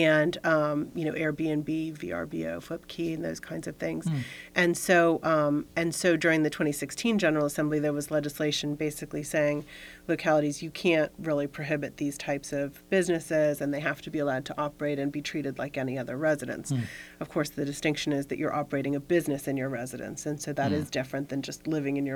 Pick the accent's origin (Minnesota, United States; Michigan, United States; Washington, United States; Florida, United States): Florida, United States; moved away as an adult; now in Fairfax County, United States; I'm from Florida originally, when I was in high school